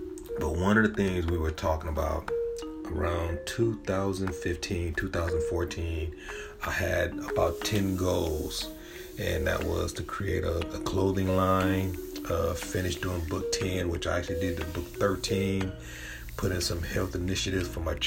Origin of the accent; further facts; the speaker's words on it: San Diego, California, United States; I'm from San Diego, California